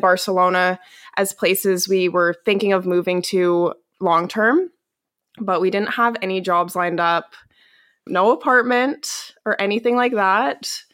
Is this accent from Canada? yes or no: yes; Calgary, Alberta, Canada; moved away as an adult; now in Seville, Spain; I'm originally from Calgary, Alberta, Canada